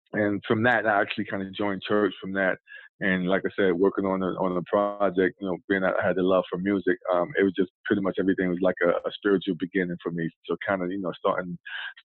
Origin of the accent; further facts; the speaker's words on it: New York City, New York, United States; moved away as an adult; now in Goldsboro, United States; Born and raised in Brooklyn, New York. So I'm a Brooklynite